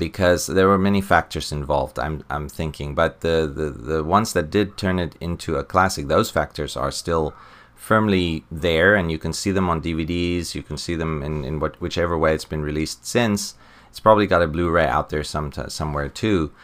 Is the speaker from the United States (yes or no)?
no; South Africa; growing up in South Africa